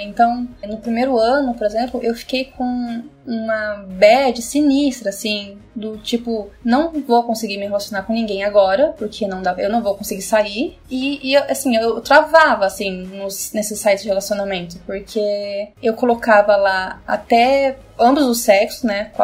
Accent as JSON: {"language": "Portuguese", "town": "Curitiba", "region": "Paraná", "country": "Brazil", "also_born_or_lived": "India / Italy / Netherlands", "moved": "as an adult", "lives_now": "São Paulo, Brazil", "said": "Sou de Curitiba, naturalmente, mas agora estou em São Paulo"}